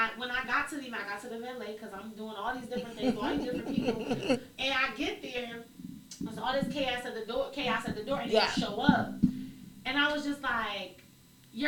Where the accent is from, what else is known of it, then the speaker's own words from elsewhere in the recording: Virginia, United States; now in Miami, United States; I'm from up top, VA